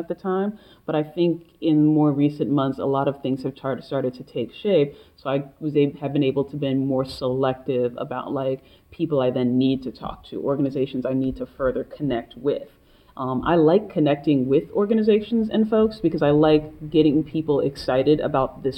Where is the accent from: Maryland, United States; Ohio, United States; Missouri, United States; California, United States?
Maryland, United States; Silver Spring; also born or lived in Washington, D.C.; I grew up in Silver Spring, Maryland, but I was born in Washington, D.C.